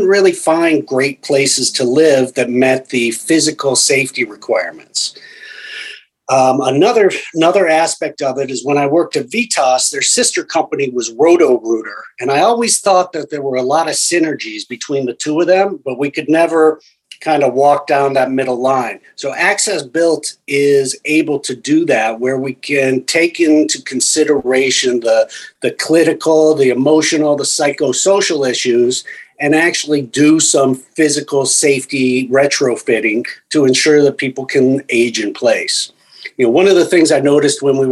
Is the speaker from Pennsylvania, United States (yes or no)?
no; Phoenix, Arizona, United States; also born or lived in Detroit, Michigan; now in Miami, United States; I was born in Detroit, Michigan, grew up in Phoenix, Arizona, and then moved to Miami